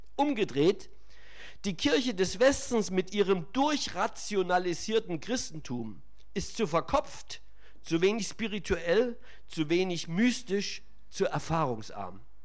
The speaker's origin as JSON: {"language": "German", "country": "Germany", "said": "bei uns in Deutschland"}